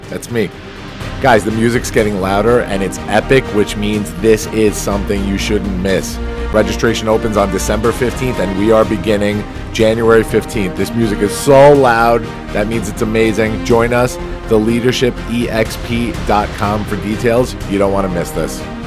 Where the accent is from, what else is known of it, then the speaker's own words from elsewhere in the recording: Farmingdale, New York, United States; also born or lived in Flushing, New York; we're both Dailers, Jennifer